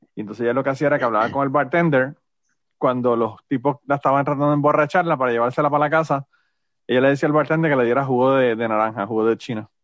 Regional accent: Utuado, Puerto Rico; mi pueblo de Utuado

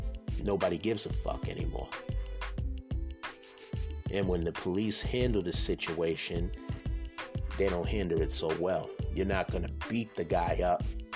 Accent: Boston, Massachusetts, United States; I'm from Boston.

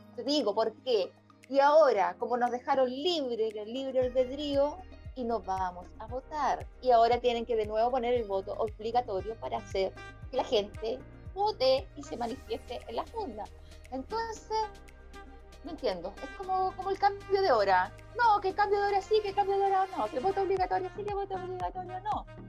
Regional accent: Chile; now in Spain; como chilena que está en el extranjero

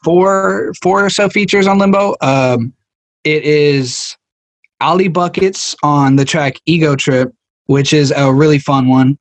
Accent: United States; I'm from America

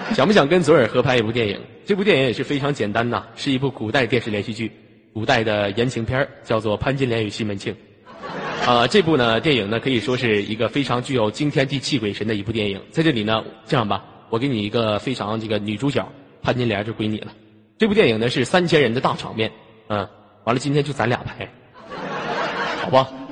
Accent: Inner Mongolia, China; 我家内蒙古的

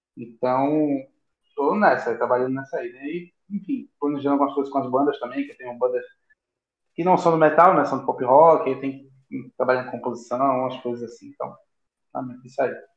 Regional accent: Recife, Pernambuco, Brazil; aqui em Recife, né? é a minha terrinha

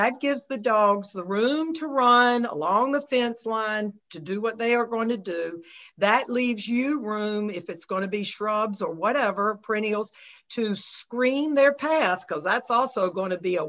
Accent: North Carolina, United States; now in Grosse Pointe, United States; I grew up in North Carolina and I still have all my family down there

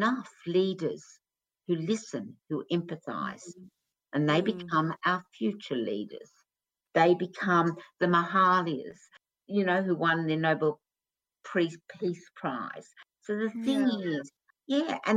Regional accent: Australia; When I was growing up in Australia

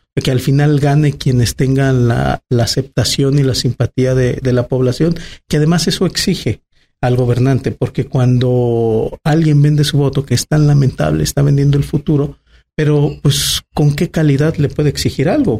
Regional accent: Aguascalientes, Mexico; soy una persona que nací en Aguascalientes en el 81, voy a cumplir 40 años, en un Aguascalientes muy distinto. Llegar a segundo anillo era ya no encontrar casas

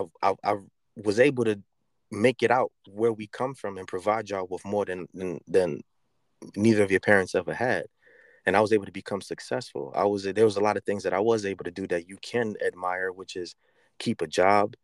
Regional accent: New York City, New York, United States; moved away as an adult; I've officially been out the Bronx for as long as I was in the Bronx

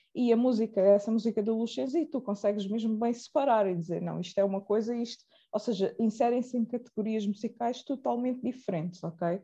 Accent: Portugal; eu nasci cá, uh, em Portugal, cá, Portugal é, é cá

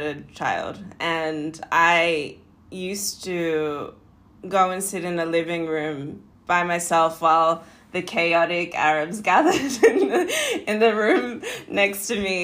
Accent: Perth, Western Australia, Australia; now in Los Angeles, United States; I was born in Perth, Western Australia, a small little beach town city.

